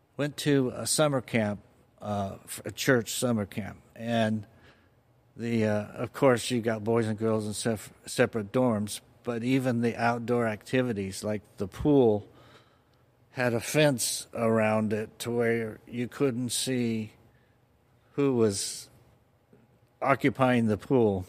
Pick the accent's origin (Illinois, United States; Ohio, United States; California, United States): California, United States; Fullerton; also born or lived in Orange; I was born and raised in Fullerton